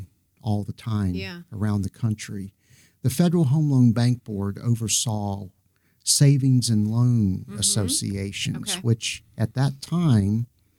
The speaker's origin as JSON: {"language": "English", "town": "Roanoke", "region": "Virginia", "country": "United States", "tie": "born or raised there", "also_born_or_lived": "Charlotte, North Carolina", "accent": "Southern", "moved": "as an adult", "lives_now": "Columbus, United States", "said": "Roanoke. Oh, wow. Gorgeous. Born, grew up there, lived there until I was 1985."}